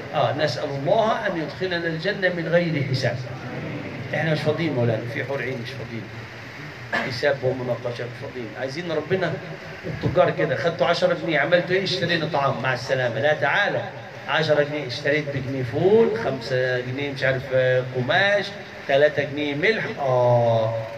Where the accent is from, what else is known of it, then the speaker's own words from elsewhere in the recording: Egypt; عندنا في مصر